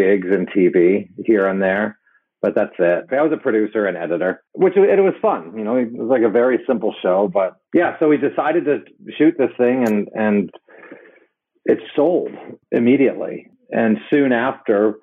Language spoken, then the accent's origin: English; Hong Kong; I grew up in Hong Kong